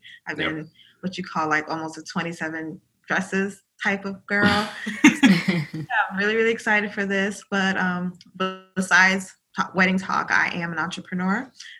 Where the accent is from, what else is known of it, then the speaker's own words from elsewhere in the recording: South Florida, United States; I am from South Florida. I am of Caribbean descent.